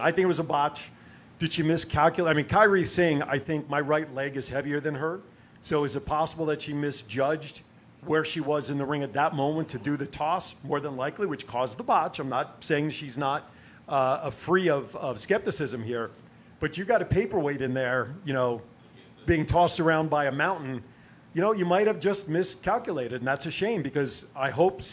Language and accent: English; New Jersey, United States; I'm from Jersey. We say Nia.